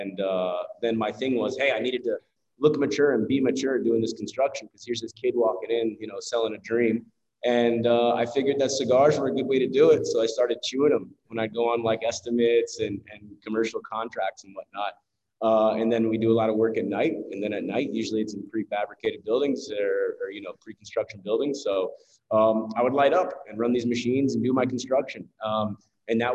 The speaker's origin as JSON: {"language": "English", "town": "Tampa", "region": "Florida", "country": "United States", "moved": "yes", "said": "So originally I'm from Tampa, from Ybor City, actually."}